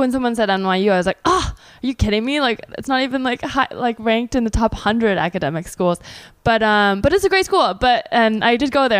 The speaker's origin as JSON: {"language": "English", "area": "Bay Area", "region": "California", "country": "United States", "tie": "born or raised there", "also_born_or_lived": "New York", "moved": "as an adult", "said": "I grew up in the Bay Area"}